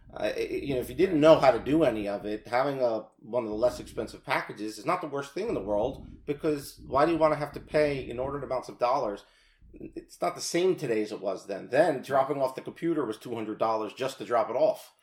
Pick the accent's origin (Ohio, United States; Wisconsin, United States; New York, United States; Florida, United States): New York, United States; Rockland County; also born or lived in New City, New York / Haverstraw, New York; I grew up in Rockland County, right across the uh, border there, and into New York